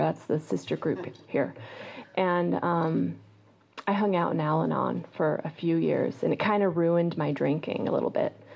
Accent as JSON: {"language": "English", "town": "Eugene", "region": "Oregon", "country": "United States", "tie": "born or raised there", "also_born_or_lived": "New York City", "moved": "yes", "said": "I grew up in Eugene, Oregon"}